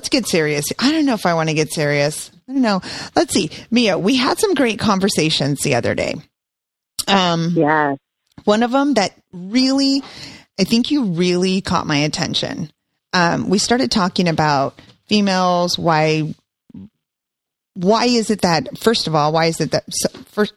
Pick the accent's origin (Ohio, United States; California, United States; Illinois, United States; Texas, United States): California, United States; San Jose; now in Stockton, United States; I grew up, was born and raised in San Jose